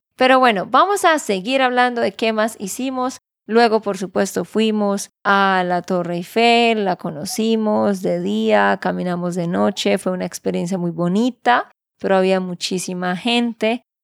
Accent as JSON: {"language": "Spanish", "region": "Santander", "country": "Colombia", "said": "de Santander, Colombia"}